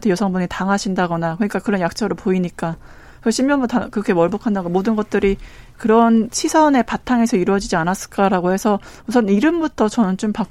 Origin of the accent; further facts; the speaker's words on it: North Korea; 제가 탈북민이라고 안 하고 북향민이라고